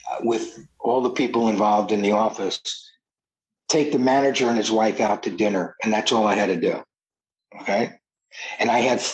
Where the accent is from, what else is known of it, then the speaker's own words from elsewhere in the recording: New Jersey, United States; now in California, United States; I was from New Jersey, so I knew everybody in Jersey and New York